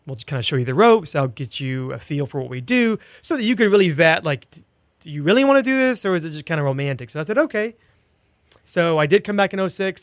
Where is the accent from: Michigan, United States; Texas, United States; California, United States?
Texas, United States; El Campo; now in Houston, United States; I grew up in Wharton County, an hour s-, southwest of here in a town called El Campo